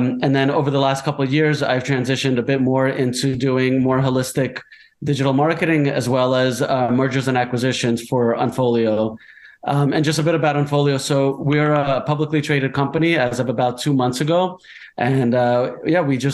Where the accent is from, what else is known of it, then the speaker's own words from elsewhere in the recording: United States; moved away as an adult; also born or lived in New Jersey; I grew up in New York and New Jersey in the States.